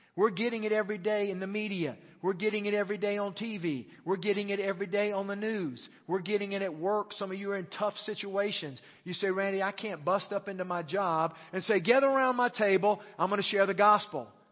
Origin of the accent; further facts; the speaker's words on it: United States; As American Christians